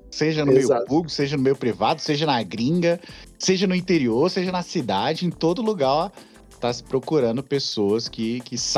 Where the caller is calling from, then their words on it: Canada; falo aqui do Canadá.